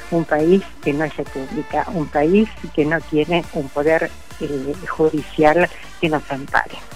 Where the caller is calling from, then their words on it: Vicente López, Buenos Aires Province, Argentina; de Vicente López.